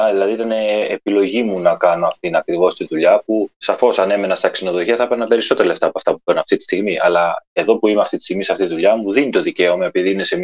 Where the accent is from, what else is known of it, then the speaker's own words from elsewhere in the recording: Chania, Crete, Greece; born there; όταν γεννήθηκα στα Χανιά, έπρεπε να διορθωθούν πράγματα. Δεν μπορούσα να παίξω στην ομάδα το παιδικό στο χωριό λόγω αυτού